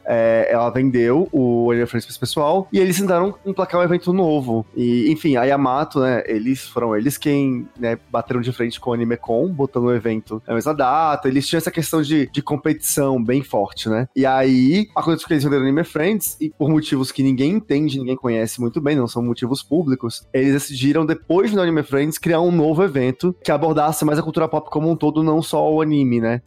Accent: Brasília, Federal District, Brazil; now in São Paulo, Brazil; Lá em Brasília, que é a minha cidade, de onde eu vim

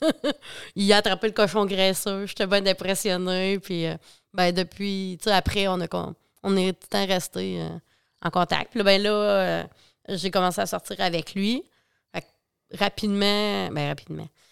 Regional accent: La Pocatière, Quebec, Canada; je viens, euh, de la Pocatière, Bas-Saint-Laurent

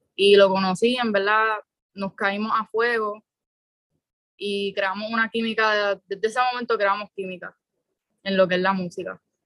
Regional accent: San Juan, Puerto Rico; soy de San Juan, soy de Puerto Nuevo

